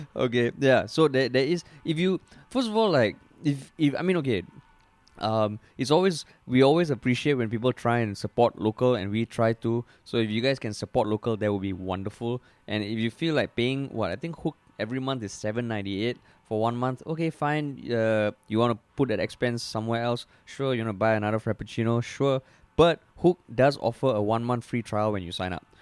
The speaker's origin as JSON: {"language": "English", "country": "Singapore", "said": "we're Singaporean, you're Singaporean"}